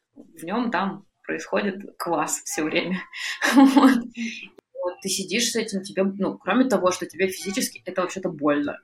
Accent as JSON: {"language": "Russian", "region": "Urals", "country": "Russia", "tie": "born or raised there", "said": "в моем родном городе, где я лечилась э, на Урале"}